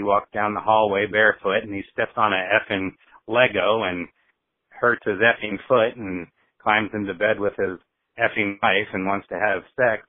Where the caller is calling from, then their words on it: Iowa City, Iowa, United States; I'm calling from Iowa City, Iowa.